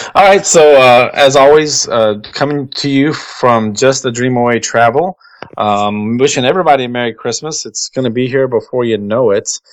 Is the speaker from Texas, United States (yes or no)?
yes; Texas, United States; I'm from Texas, so I'm not used to this kind of cold.